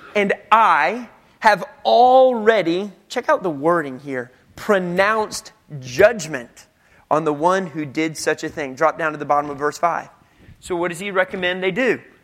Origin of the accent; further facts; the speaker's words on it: United States; we're American